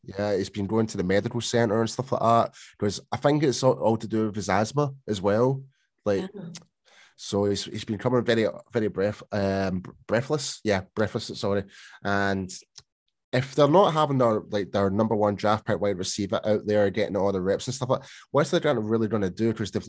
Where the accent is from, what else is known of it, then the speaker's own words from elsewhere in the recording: Scotland, United Kingdom; I mean, come on, mate, I'm Scottish.